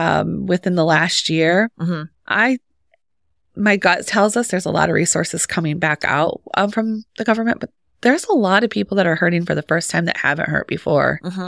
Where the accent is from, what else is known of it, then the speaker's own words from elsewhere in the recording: St. Johns, Michigan, United States; moved away; I'm a transplant, but not from far. I'm from Clinton County. So the St. John's area.